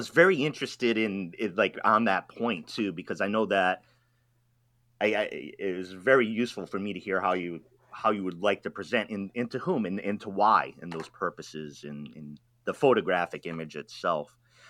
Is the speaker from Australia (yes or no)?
no; East Coast, United States; I'm from the East Coast, and the Atlantic Ocean is so very different from the Pacific Ocean. And then when I moved out to the West Coast